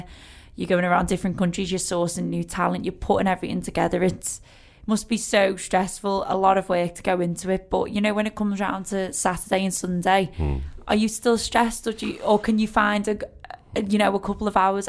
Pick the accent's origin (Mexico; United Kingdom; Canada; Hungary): United Kingdom; Liverpool, North West England; me as a Scouser, we're very proud of what is ours.